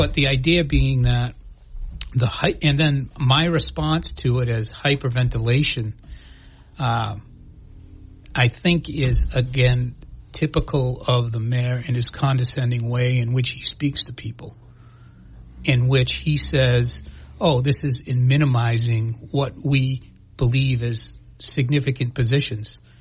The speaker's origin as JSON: {"language": "English", "town": "New Bedford", "region": "Massachusetts", "country": "United States", "tie": "born or raised there", "said": "I grew up in New Bedford"}